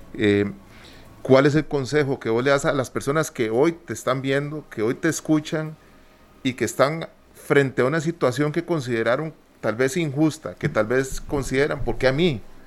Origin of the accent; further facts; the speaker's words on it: Costa Rica; somos ticos